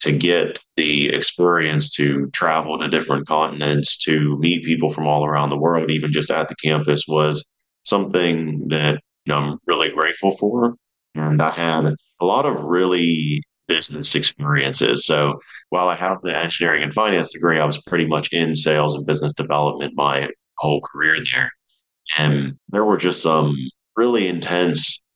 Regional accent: New Kensington, Pennsylvania, United States; moved away; So I'm originally from Pittsburgh, Pennsylvania. I'm born and raised there, a smallish town called New Kensington.

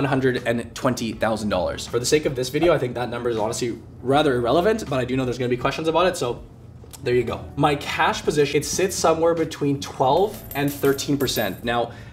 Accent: Canada; now in Vancouver, Canada; I am a Canadian

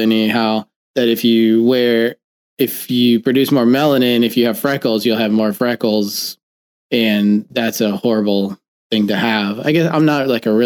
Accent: Florida, United States; I grew up in Florida

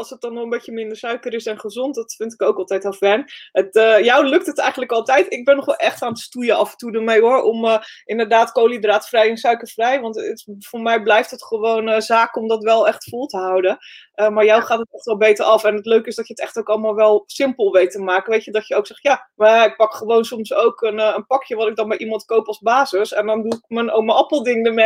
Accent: North Holland, Netherlands; Ik ben een meisje uit West-Friesland, dus af en toe weet ik het gewoon niet, weet je.

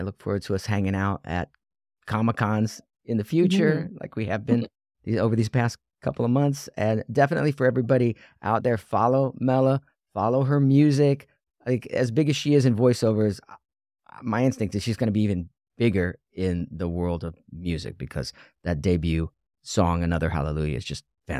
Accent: Ohio, United States; And I am from Ohio.

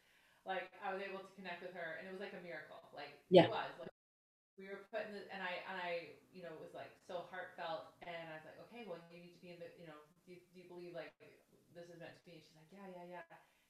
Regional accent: Canada; I'm from Canada.

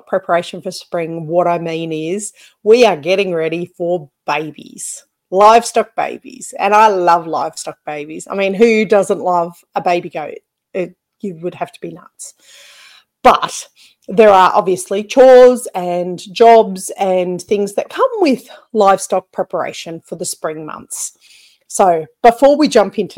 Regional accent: Australia; accent: ocker (broad Australian); I've been told that I have got a bit of an ochre accent

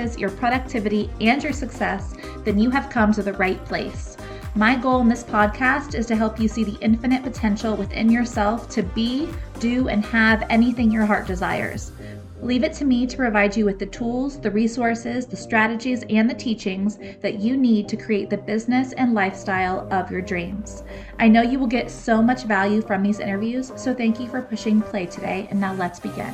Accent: United States; as an American white girl

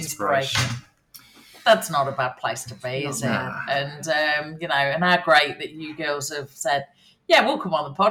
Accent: Nottingham, East Midlands, United Kingdom; We're going to be in my hometown. We're going to be doing it in Nottingham.

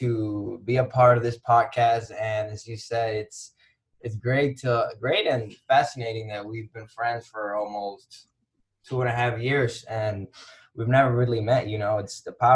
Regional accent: Dominican Republic; moved away as an adult; also born or lived in Kalamazoo, Michigan; born and raised in the Dominican Republic

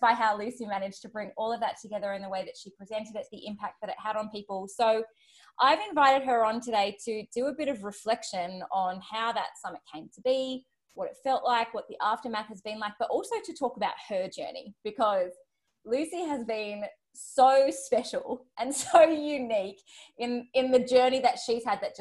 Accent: Australia; accent: Australian; my Australian accent

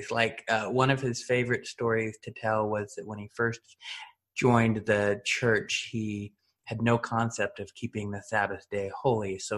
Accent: Washington, United States; washington state mainly eastern yeah. western we bounced around

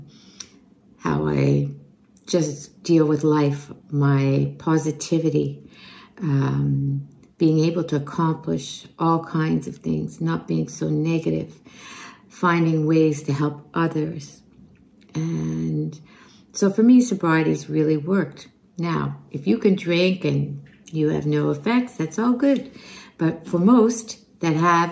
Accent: Montreal, Quebec, Canada; I am from Montreal

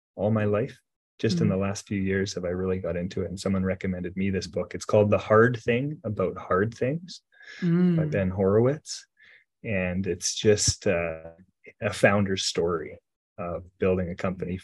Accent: Grande Prairie, Alberta, Canada; now in Edmonton, Canada; I was originally, I grew up in Grand Prairie, Alberta

